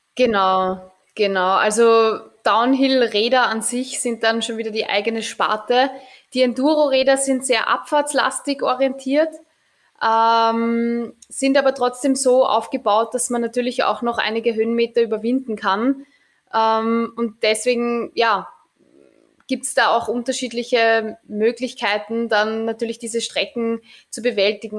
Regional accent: Mödling, Lower Austria, Austria; ich bin eigentlich am Anhänger groß geworden

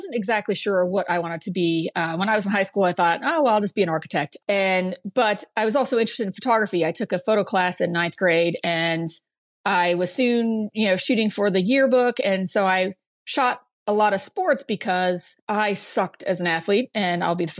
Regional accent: Brainerd, Minnesota, United States; in a really small town in northern Minnesota, Brainerd, Minnesota. Oh, yeah. And yes, of course, lost my accent, but I can bring it back when I need to.

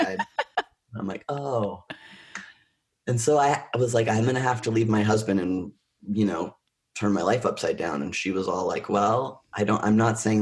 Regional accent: Oshawa, Ontario, Canada; I was born in Oshawa, Ontario

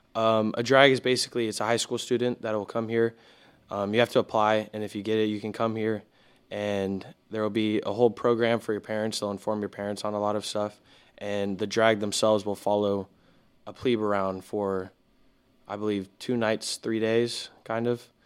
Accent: Houston, Texas, United States; I'm from Houston, Texas.

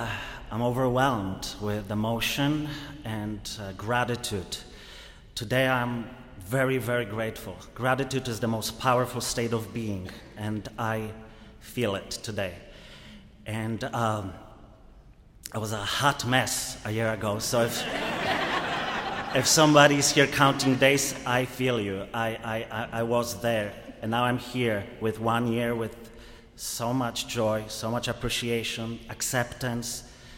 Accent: Poland; now in United States; I am truly, I came from Poland 15 years ago to the US.

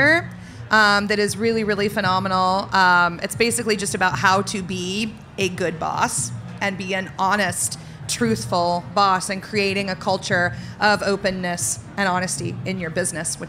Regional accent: the South, United States; I grew up in the South

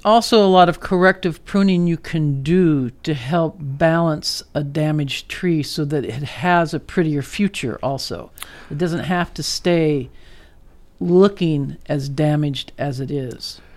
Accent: Netherlands; moved away; I grew up in Holland

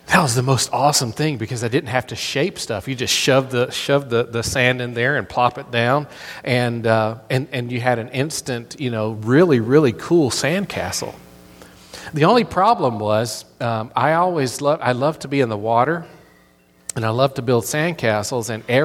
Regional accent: Florida, United States; accent: southern; also born or lived in Tennessee / North Carolina; As growing up in Florida, a lot of people, whenever I tell people that I'm from Florida, they're just like, you don't sound like you're from Florida. Well, I spent a whole lot of years in Tennessee and North Carolina, and so I have this a little bit of a southern accent.

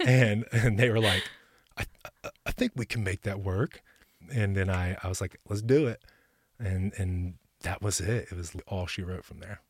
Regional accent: Ashland City, Tennessee, United States; also born or lived in Texas / Florida; now in Nashville, United States; I was born in Texas, and then around eight years old, we transplanted to Middle Tennessee

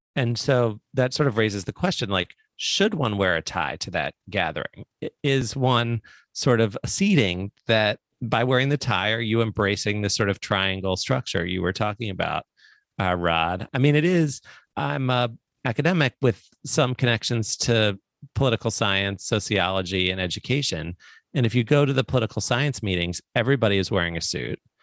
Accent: Baltimore, Maryland, United States; I grew up in Baltimore

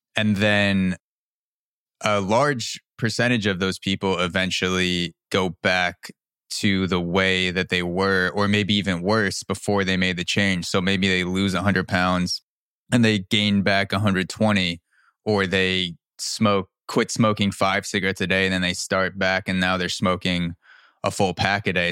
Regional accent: New York, United States; I was born in New York in the early 90s and I've always been in the United States

